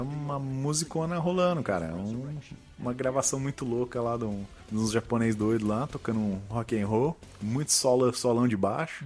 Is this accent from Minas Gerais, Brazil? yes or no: yes; Barbacena, Minas Gerais, Brazil; quando eu era criança lá em Barbacena